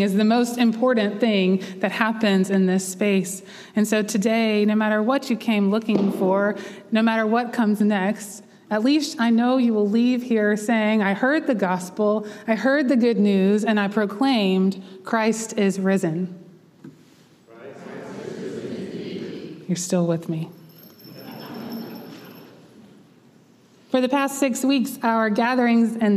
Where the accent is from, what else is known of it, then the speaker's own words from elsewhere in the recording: Central North Carolina, United States; I was from Central North Carolina